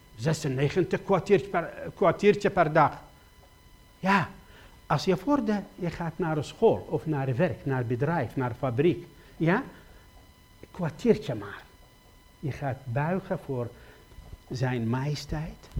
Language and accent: Dutch; Iraq; Dutch is a second language; moved away as an adult; now in Netherlands; ik kom uit Irak